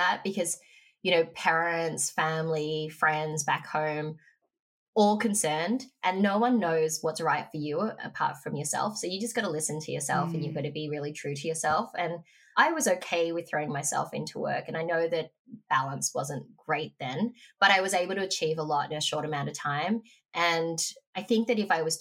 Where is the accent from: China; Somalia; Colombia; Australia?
Australia; Frankston, Victoria; moved away; I grew up in Frankston